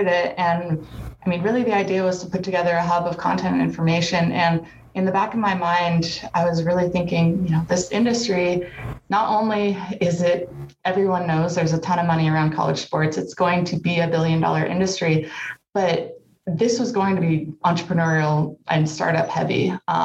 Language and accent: English; Santa Cruz, California, United States; also born or lived in Santa Barbara / San Diego / Hawaii; I grew up in Santa Cruz too, on the beach there, Bay Area, so a little bit Northern California